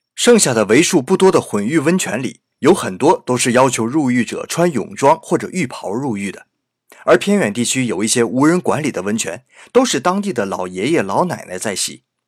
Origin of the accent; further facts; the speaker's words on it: China; 对我们中国人来说